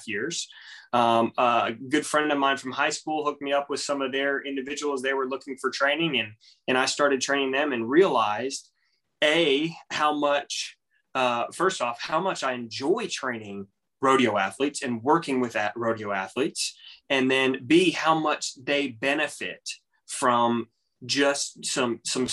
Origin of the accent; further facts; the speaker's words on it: Texas, United States; I'm from Texas. I'm from the good state of Texas